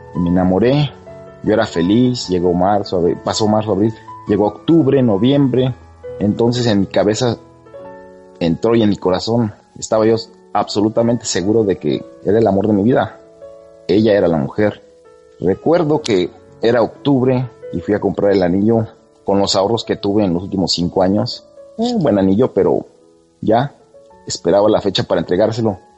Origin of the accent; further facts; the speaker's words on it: Mexico; now in California, United States; yo vivo en California, en Estados Unidos, pero soy mexicano.